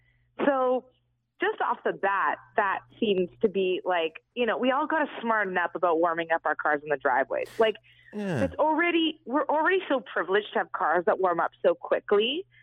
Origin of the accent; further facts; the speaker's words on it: Vaughan, Ontario, Canada; I'm from Vaughan and I have a love of Nutella.